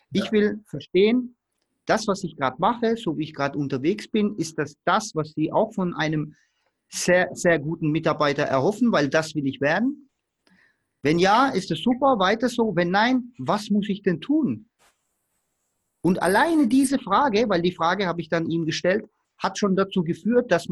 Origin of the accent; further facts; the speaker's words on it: Baden-Württemberg, Germany; Äh, ich komme hier aus dem Stuttgarter Raum und ich wollte unbedingt beim Porsche arbeiten.